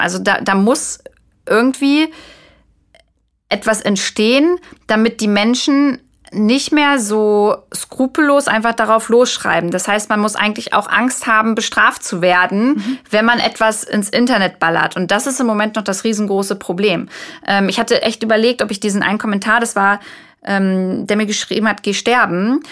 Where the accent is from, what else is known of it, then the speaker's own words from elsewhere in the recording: Braunschweig, Lower Saxony, Germany; ich komme aus Braunschweig